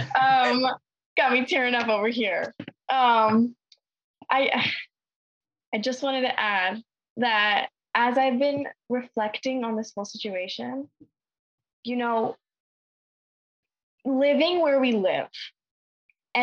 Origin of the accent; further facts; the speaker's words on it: New York, United States; growing up in New York